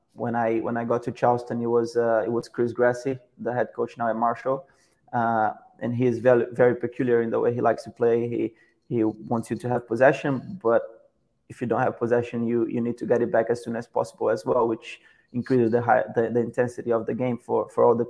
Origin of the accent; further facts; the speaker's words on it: Petrópolis, Rio de Janeiro, Brazil; moved away as an adult; now in United States; I'm from from Petropolis, Brazil, a city that is uh, 40 minutes away from from Rio de Janeiro, uh, which is probably the place everyone knows knows more. Uh, but yeah, I grew up there